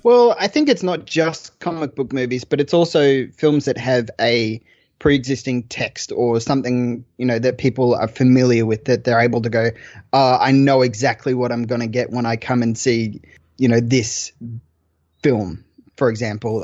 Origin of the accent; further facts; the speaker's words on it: Australia; I'm Australian.